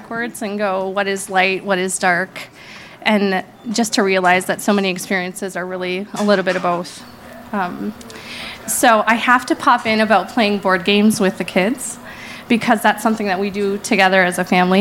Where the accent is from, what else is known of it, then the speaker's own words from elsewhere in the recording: Brainerd, Minnesota, United States; now in Minneapolis, United States; I grew up in Brainerd, which is about 2 hours north of the metro here